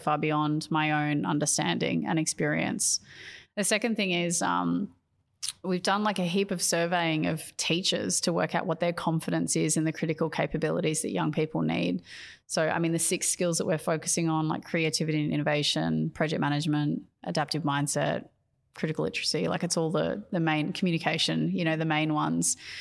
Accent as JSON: {"language": "English", "country": "Australia", "said": "being an Australian educator"}